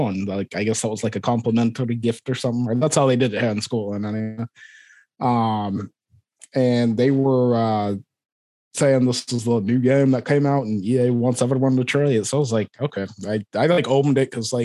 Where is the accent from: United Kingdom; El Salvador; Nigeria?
United Kingdom; Aberdeen, Scotland; accent: Scottish; moved away as an adult; also born or lived in Liverpool / Florida; now in Iowa, United States; I was born in Aberdeen, Scotland.